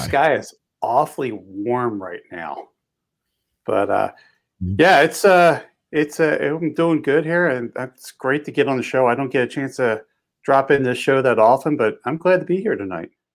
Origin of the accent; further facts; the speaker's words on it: just outside of Philadelphia, Pennsylvania, United States; now in Montana, United States; I grew up on the East Coast and uh, just outside of Philly